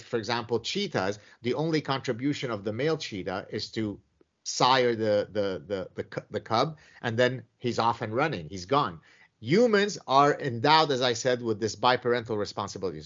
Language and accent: English; Lebanon; my own personal history growing up in the Lebanese Civil War